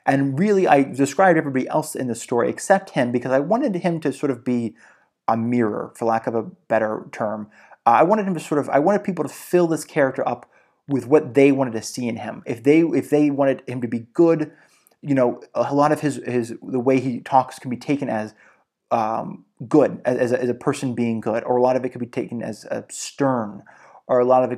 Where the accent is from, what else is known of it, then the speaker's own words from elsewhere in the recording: Georgia, United States; Like, I almost always saw fishermen, growing up in Georgia.